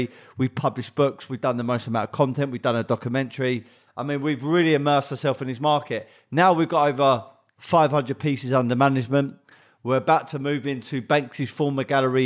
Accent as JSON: {"language": "English", "region": "London", "country": "United Kingdom", "tie": "born or raised there", "also_born_or_lived": "Bromley / West Wickham / Hayes / Kent", "said": "So originally I'm from South London."}